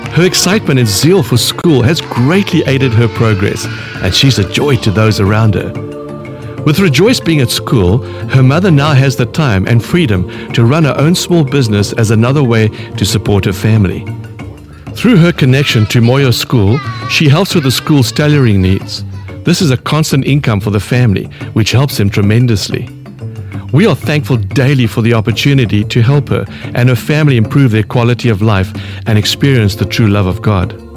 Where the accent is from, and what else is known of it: South Africa